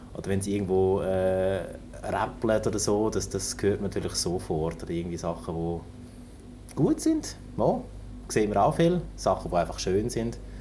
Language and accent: German; Germany; moved away as an adult; now in Lucerne, Switzerland; ich komme eben aus dem Norden. Ich bin, bin ein Nordmensch und eben auch in der Nähe von Hamburg aufgewachsen, an der Küste